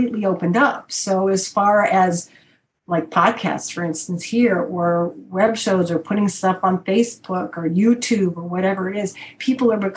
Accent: Chicago, Illinois, United States; I come from Chicago, which has got a lot of the blues

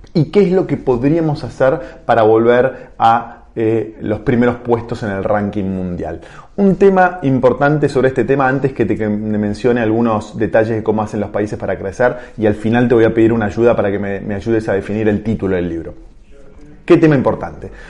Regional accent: Argentina; todos como sociedad argentina

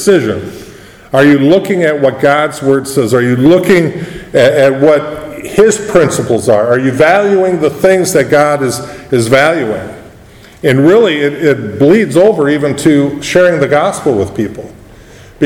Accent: United States

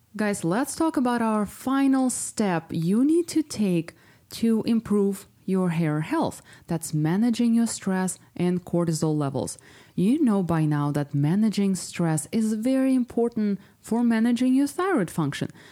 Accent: Ukraine; moved away; my whole family still lives there. I'm from Ukraine

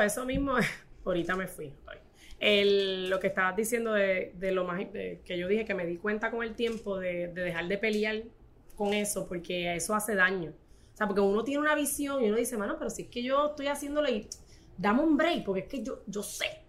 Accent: Corozal, Puerto Rico; yo soy de Corozal, ¿verdad? Este, y mi abuela crió cinco

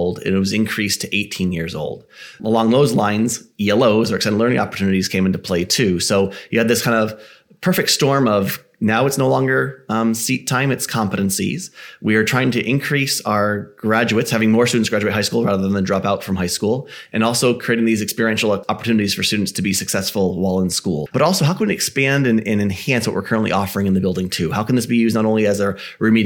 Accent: Connecticut, United States; born and raised in Connecticut

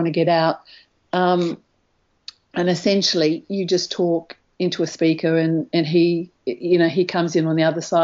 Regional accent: Australia; as an Australian

